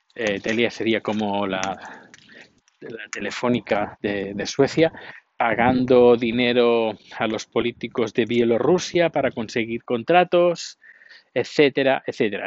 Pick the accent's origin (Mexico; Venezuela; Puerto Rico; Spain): Spain; moved away as an adult; now in Sweden; yo no soy del país donde he nacido, yo soy del país donde estoy viviendo. Ahora soy sueco, pero no quiere decir que a lo mejor dentro de un tiempo eh, vuelva a España